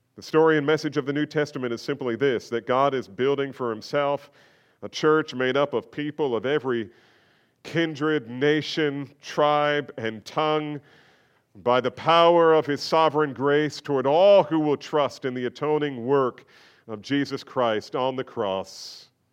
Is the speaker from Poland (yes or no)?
no; United States; we face as American believers